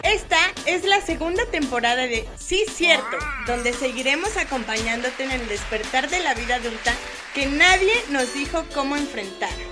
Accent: Veracruz, Mexico; also born or lived in Mexico City / Xalapa, Veracruz; yo nací en entonces Distrito Federal

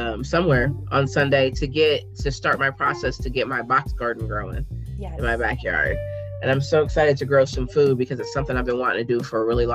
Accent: Columbus, Ohio, United States; growing up in Columbus, I remember it then, and then I've lived in it now

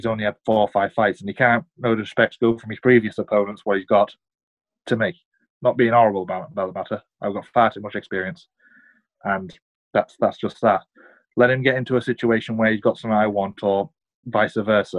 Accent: United Kingdom; We're both from Britain

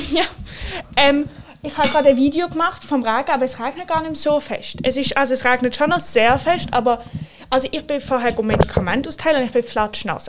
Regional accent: Switzerland; bei uns in der Schweiz

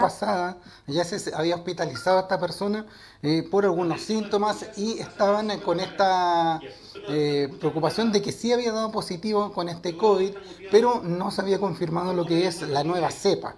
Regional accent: Chile; como buen chileno

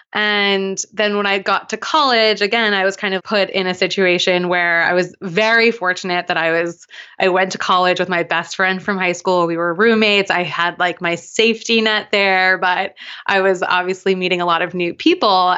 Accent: Long Island, New York, United States; I grew up on Long Island in New York

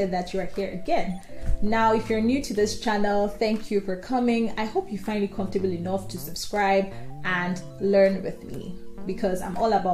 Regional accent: Nigeria; moved away as an adult; now in Germany; Being that I am Nigerian, I grew up in Nigeria, and I'm now here in Germany

